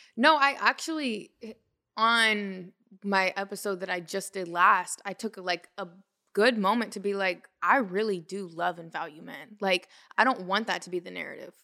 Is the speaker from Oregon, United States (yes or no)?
yes; Portland, Oregon, United States; moved away as an adult; also born or lived in California; now in Los Angeles, United States; I'm from Portland, Oregon.